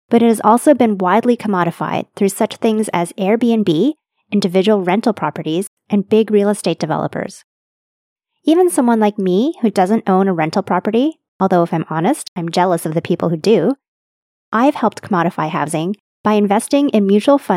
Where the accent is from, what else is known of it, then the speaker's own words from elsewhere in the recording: Canada; as a Canadian who so-called owns a home on the traditional territory of the Anishinaabe, the Huron-Wendat, and the Haudenosaunee Confederacy